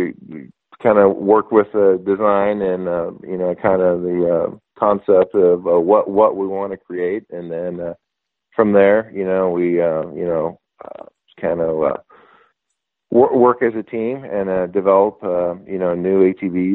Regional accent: Northern California, United States; we grew up in Northern California where we had a little bit of land

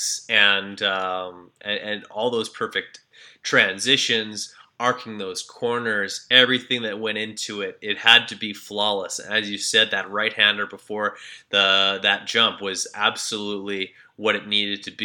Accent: Canada; I'm from Canada

